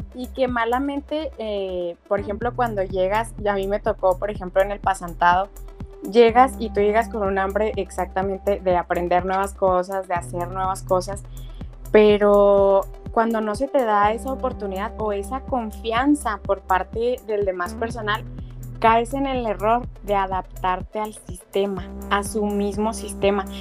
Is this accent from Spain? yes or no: no; Mexico; also born or lived in Chihuahua; aquí en México